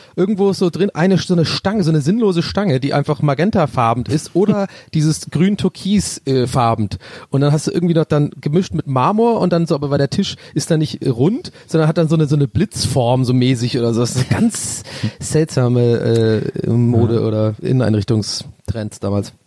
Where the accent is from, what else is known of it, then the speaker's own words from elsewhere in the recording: Ireland; moved away; Ich bin so ein richtiger Ire